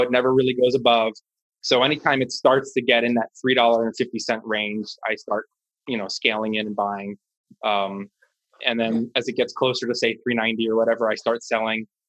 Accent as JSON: {"language": "English", "town": "Washington", "region": "District of Columbia", "country": "United States", "tie": "born or raised there", "said": "I live in Washington D.C. I'm born and raised."}